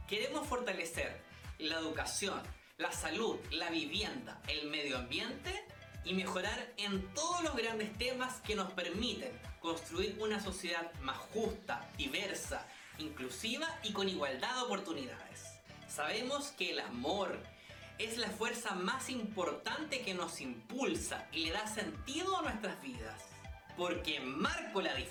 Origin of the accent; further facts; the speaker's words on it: Viña del Mar, Valparaíso, Chile; tengo 34 años, nací en Viña del Mar